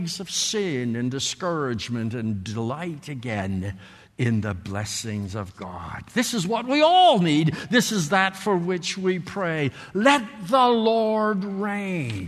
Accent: Canada; moved away; I grew up in Canada. Some of you can tell it by my accent or whatever. I grew up there

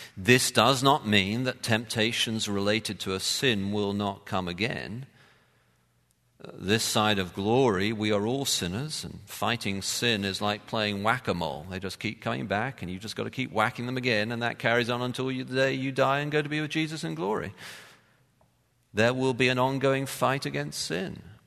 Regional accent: London, United Kingdom; I'm a city boy and I grew up in London

